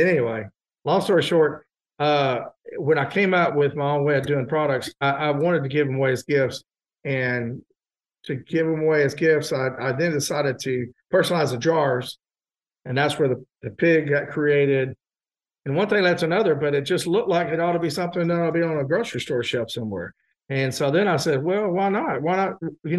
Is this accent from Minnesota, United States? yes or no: no; Texas, United States; moved away; also born or lived in Hyde Park, New York / Florida; I learned about rub because I grew up in Texas